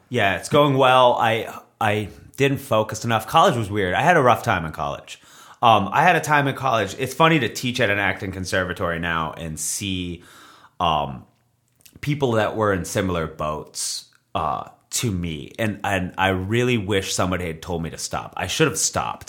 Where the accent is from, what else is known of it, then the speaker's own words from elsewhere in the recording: Beverly, Massachusetts, United States; moved away as an adult; also born or lived in Revere, Massachusetts; now in Los Angeles, United States; I was born in Beverly, Massachusetts.